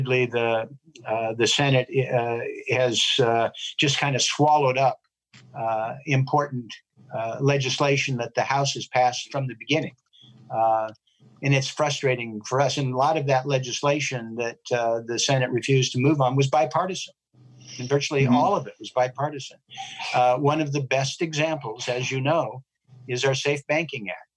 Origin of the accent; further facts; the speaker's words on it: Portland, Oregon, United States; also born or lived in Washington, D.C.; my hometown